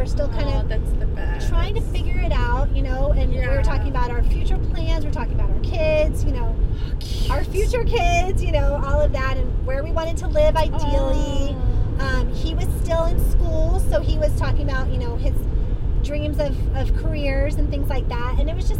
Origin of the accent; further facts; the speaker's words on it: Florida, United States; moved away as an adult; now in California, United States; I was only like 20 years old when I came from Florida to California.